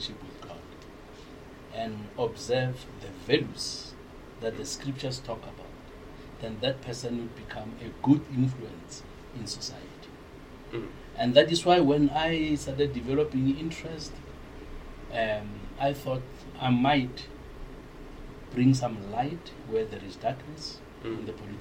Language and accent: English; Pretoria, Gauteng, South Africa; I was born and grew up in Pretoria